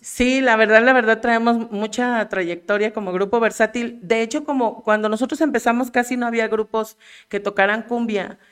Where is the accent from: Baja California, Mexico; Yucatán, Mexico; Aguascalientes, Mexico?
Aguascalientes, Mexico; moved away as an adult; also born or lived in Mexico City; now in Jalpa, Mexico; yo soy originaria de la Ciudad de México. Y, pero de muy niña me mudé a Aguascalientes